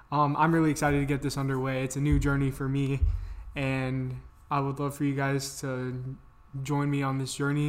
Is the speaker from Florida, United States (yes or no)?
yes; Central Florida, United States; I'm 18, born and raised in Central Florida